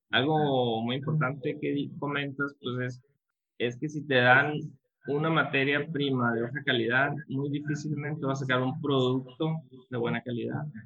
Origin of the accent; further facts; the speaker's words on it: Ciudad Obregón, Sonora, Mexico; yo soy originario aquí de Ciudad Obregón